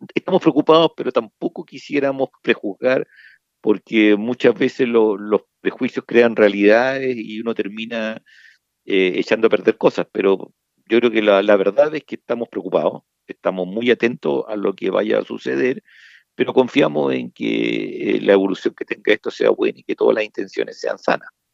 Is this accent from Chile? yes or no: yes; Chile; nosotros como chilenos